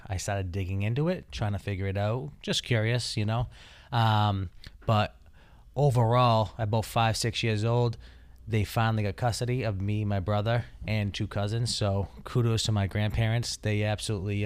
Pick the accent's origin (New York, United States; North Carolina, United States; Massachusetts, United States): Massachusetts, United States; Taunton; I grew up in Taunton, Massachusetts